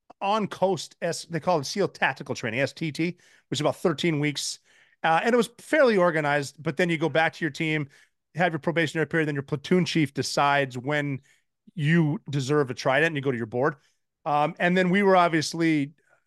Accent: Montana, United States; moved away as an adult; go back to Montana.

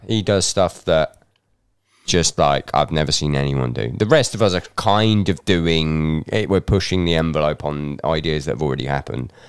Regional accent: England, United Kingdom; moved away as an adult; now in Scotland; I was brought up in England

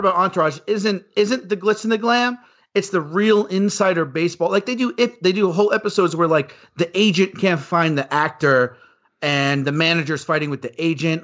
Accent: New York, United States; moved away as an adult; now in Los Angeles, United States; I grew up in New York. I moved to Los Angeles to be in the movie industry

